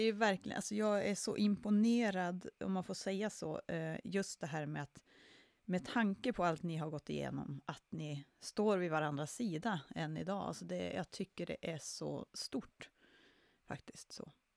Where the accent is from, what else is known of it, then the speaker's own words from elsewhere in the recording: Jokkmokk, Norrbotten County, Sweden; min hemort Jokkmokk